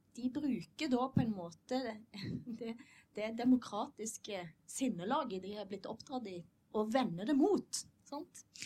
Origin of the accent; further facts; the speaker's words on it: Western Norway, Norway; jeg er vestlending